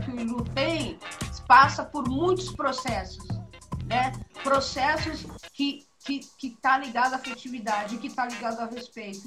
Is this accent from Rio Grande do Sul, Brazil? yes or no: no; São Paulo, Brazil; eu nasci na Brasilândia